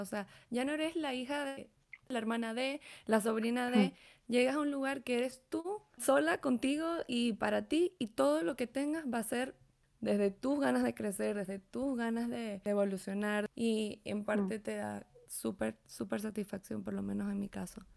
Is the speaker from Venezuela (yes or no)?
yes; Venezuela; now in Mexico; soy de Venezuela